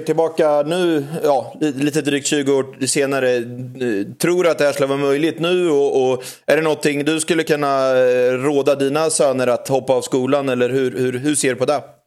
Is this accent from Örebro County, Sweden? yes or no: yes; Örebro, Örebro County, Sweden; min pappa var, var huvudstarter på Örebrotravet och så föddes jag in i travet